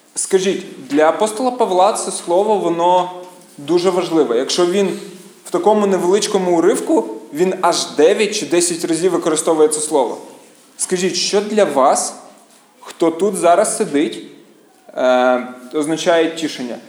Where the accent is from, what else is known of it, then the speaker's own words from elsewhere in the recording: Kyiv, Ukraine; я з Києва